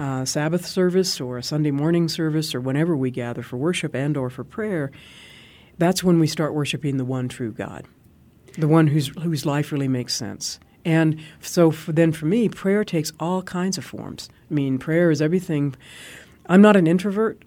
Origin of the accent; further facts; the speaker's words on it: Arizona, United States; I'm from Arizona